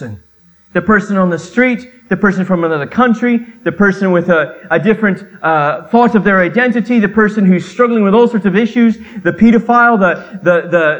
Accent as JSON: {"language": "English", "country": "Canada", "tie": "born or raised there", "said": "I grew up in Canada, so I can speak two languages."}